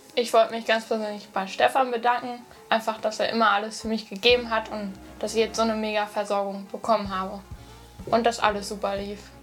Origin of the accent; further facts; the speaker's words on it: near Höxter, North Rhine-Westphalia, Germany; Ich komme aus Nordrhein-Westfalen, in der Nähe von Höxter